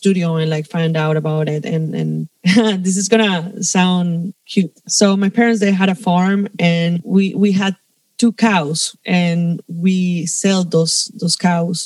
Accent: Cali, Valle del Cauca, Colombia; moved away as an adult; also born or lived in Bogota, Colombia; now in Spain; I'm from Cali. It's a city more in the south of the country, close to the Pacific coast.

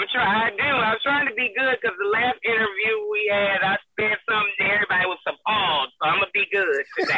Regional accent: Toledo, Ohio, United States; moved away as an adult; now in Lithonia, United States; I'm from Toledo, Ohio originally, but 4 years ago, I moved to Lithonia, Georgia

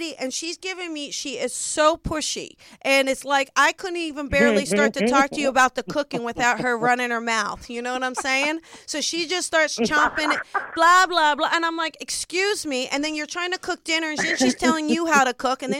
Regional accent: New Jersey, United States; moved away; I'm from South Jersey

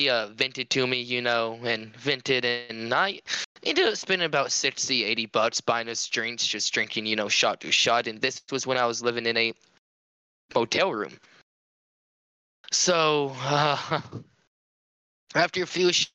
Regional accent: Cajun, Louisiana, United States; I'm a Cajun kid

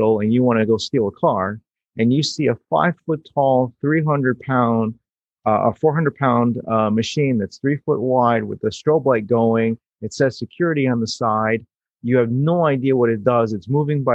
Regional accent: New York City, New York, United States; I was born in New York City. I grew up with that skyline

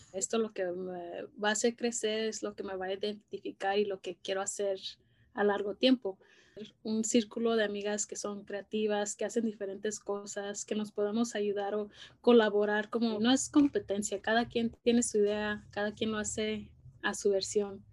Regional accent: Los Angeles, California, United States; crecí aquí en Los Ángeles, en la ciudad de Boyle Heights

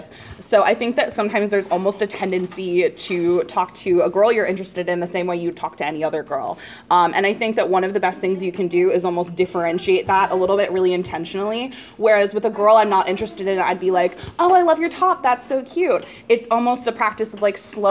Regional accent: Midwest, United States; growing up in the Midwest

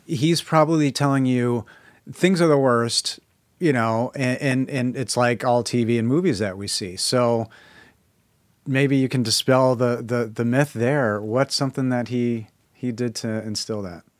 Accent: Chicago, Illinois, United States; I'm from Chicago

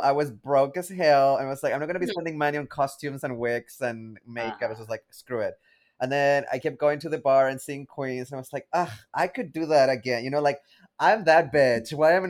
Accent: Chile; also born or lived in Saskatchewan, Canada; now in Ottawa, Canada; So I was born in Saskatchewan. I grew up in Chile.

